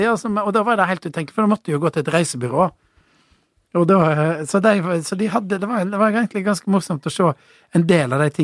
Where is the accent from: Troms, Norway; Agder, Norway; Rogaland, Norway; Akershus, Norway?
Agder, Norway; Kristiansand; born there; og så eh, ble jeg født i Kristiansand.